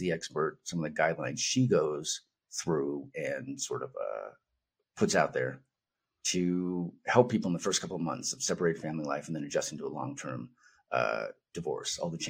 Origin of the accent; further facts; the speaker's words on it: Northern California, United States; moved away as an adult; also born or lived in Los Angeles, California; now in Albuquerque, United States; I'm in Albuquerque, New Mexico. I'm from Northern California